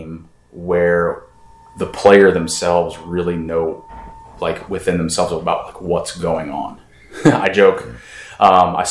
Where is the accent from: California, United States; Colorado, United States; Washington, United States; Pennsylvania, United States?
Pennsylvania, United States; Pittsburgh; now in Richmond, United States; Originally, I'm from Pittsburgh, the Pittsburgh area, but I do consider Richmond home.